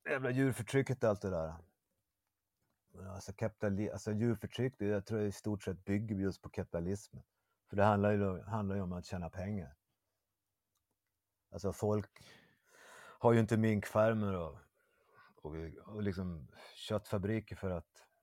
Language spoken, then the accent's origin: Swedish; Umeå, Västerbotten County, Sweden; now in Malmö, Sweden; Ja, Umeå.